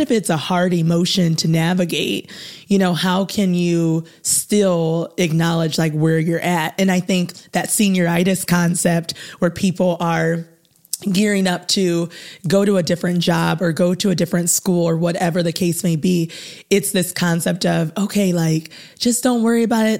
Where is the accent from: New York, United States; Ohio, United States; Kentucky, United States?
Ohio, United States; North Canton; also born or lived in Muncie, Indiana; I am from the North Canton, Ohio area